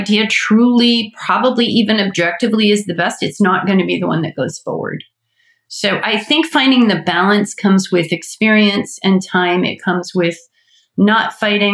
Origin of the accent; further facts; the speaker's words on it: Atlanta, Georgia, United States; I'm from Atlanta.